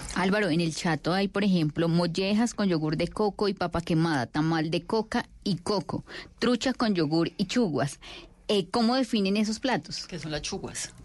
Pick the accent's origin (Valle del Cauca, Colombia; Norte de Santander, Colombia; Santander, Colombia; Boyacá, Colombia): Valle del Cauca, Colombia; yo soy vallecaucana